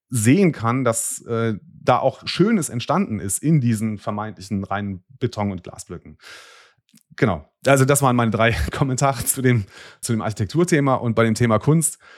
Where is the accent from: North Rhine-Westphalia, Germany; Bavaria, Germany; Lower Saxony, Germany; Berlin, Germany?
North Rhine-Westphalia, Germany; Bonn; ich komme aus Bonn, mache es jetzt mal publik, diese Stadt ist enorm gewachsen in der Gründerzeit.